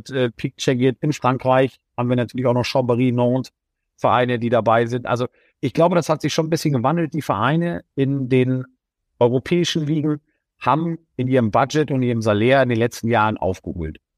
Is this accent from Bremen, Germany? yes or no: yes; Bremen, Germany; born there; Also ähm, ähm, da als Bremer darf man nicht Hamburg-Sympathisant sein